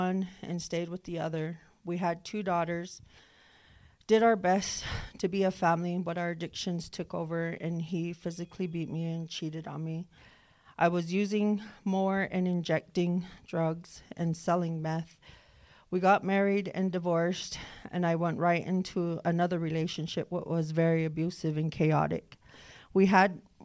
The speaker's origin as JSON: {"language": "English", "area": "Northern Cheyenne Reservation", "region": "Montana", "country": "United States", "said": "I'm from the Northern Cheyenne Reservation"}